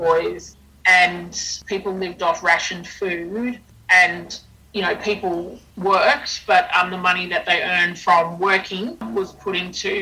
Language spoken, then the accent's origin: English; Cherbourg, Queensland, Australia; she knew I was from Cherbourg